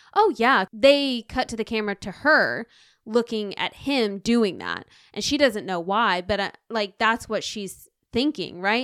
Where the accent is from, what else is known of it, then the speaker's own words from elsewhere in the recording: the South, United States; I'm from the South